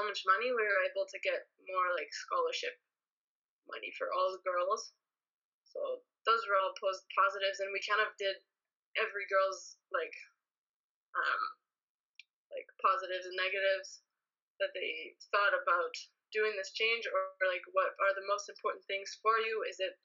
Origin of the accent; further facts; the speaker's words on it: Ottawa, Ontario, Canada; moved away as an adult; now in Austria; growing up in Ottawa, I never actually wanted to go to the University of Ottawa